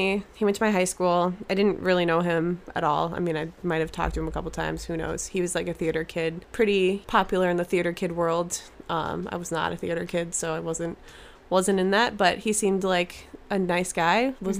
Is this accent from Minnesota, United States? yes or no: yes; St. Paul, Minnesota, United States; I grew up in St. Paul, Minnesota.